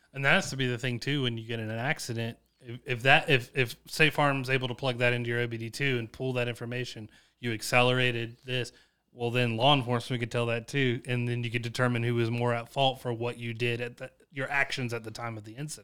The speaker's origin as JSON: {"language": "English", "town": "Chapin", "region": "South Carolina", "country": "United States", "tie": "born or raised there", "said": "I come from Chapin, South Carolina, where my economics was taught by my football coach"}